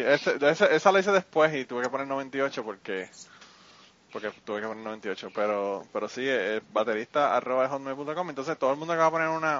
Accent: central Puerto Rico, Puerto Rico; tú eres del centro como yo

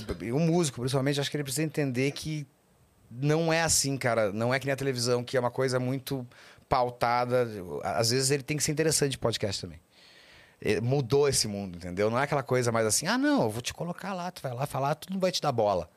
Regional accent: Porto Alegre, Rio Grande do Sul, Brazil; a gente é de Porto, os dois de Porto Alegre

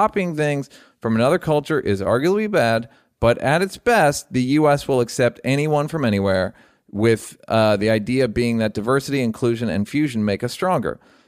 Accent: Salt Lake City, Utah, United States; I promise I mean well, but because I grew up in Salt Lake City, I'm pretty clueless.

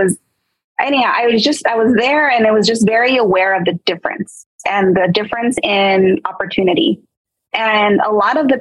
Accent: Montebello, California, United States; I grew up in Montebello, Rosemead area, like

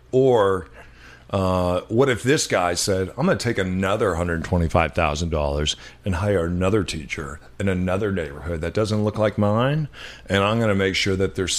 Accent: New Mexico, United States; moved away; also born or lived in Los Angeles / Oakland; we grew up in New Mexico, minority. When I lived in Los Angeles, in South Central Los Angeles, minority. When you and I lived in Oakland, because we couldn't afford to live in San Francisco, we were certainly minorities there.

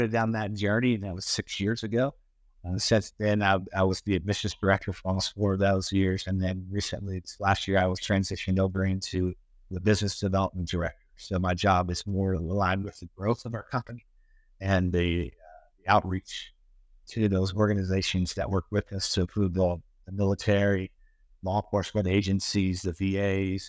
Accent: Bandera, Texas, United States; a facility in my hometown where I live, where I grew up, but where I live currently, and chose to, put a root slot after retirement, Bandera, Texas

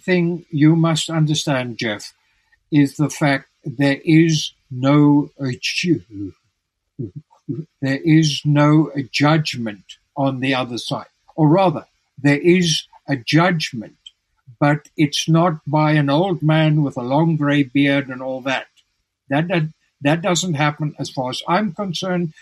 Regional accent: South Africa; moved away as an adult; also born or lived in Tucson, Arizona; in South Africa, I was very ill

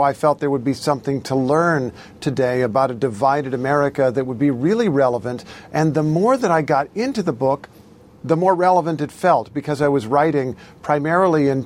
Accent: Indiana, United States; ever since I was growing up in Indiana

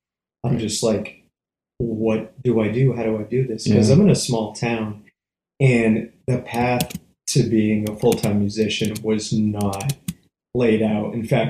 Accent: Northborough, Massachusetts, United States; moved away as an adult; also born or lived in San Francisco Bay Area, California; now in Atlanta, United States; Born and raised about a half an hour west of Boston.

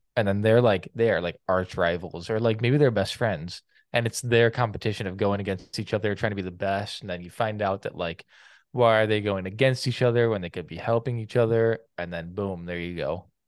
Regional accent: Canada; I couldn't vote as a Canadian

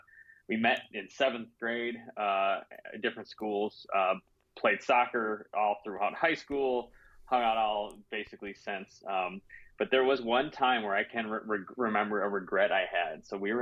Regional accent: Grand Rapids, Michigan, United States; also born or lived in Illinois / New Jersey; I was born in Michigan. My dad's a pastor, so we moved a bit as a kid. I spent some time in Illinois and in New Jersey growing up, but then moved back to Michigan, grew up here in the west side, just outside of Grand Rapids.

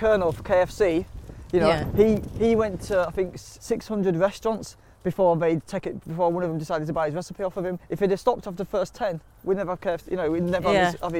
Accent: Yorkshire and the Humber, United Kingdom; I think that's one of the good things to come out of growing up on Delphill Estate was that everybody on the estate was a natural hustler.

